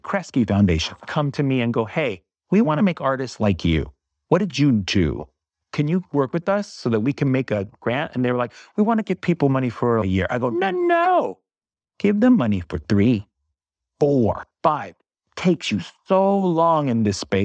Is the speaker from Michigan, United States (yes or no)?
no; Bay Area, California, United States; first language English; growing up in the Bay Area